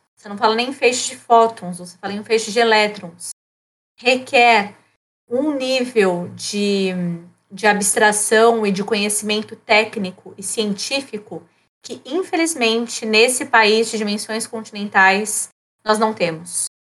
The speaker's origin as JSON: {"language": "Portuguese", "region": "São Paulo", "country": "Brazil", "moved": "yes", "lives_now": "Rio Grande do Sul, Brazil", "said": "E eu estou aqui no Rio Grande do Sul, sou paulistana desde 2012."}